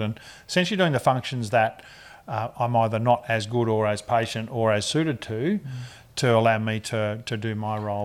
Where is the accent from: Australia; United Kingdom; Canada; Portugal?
Australia; Ballarat, Victoria; moved away as an adult; now in Richmond, Australia; I grew up in Ballarat in Victoria